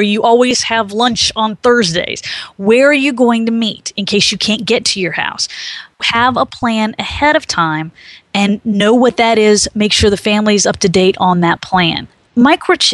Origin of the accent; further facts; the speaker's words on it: Maryland, United States; moved away as an adult; now in South Carolina, United States; I grew up in Maryland, and I had come to the University of South Carolina to study